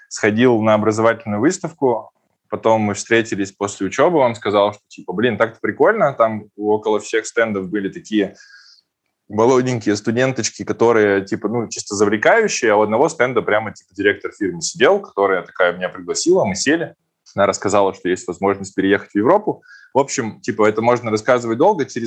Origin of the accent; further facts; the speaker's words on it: Perm, Perm Krai, Russia; now in Czechia; Ну, по факту я из Перми переехал в Чехию в 2012 году.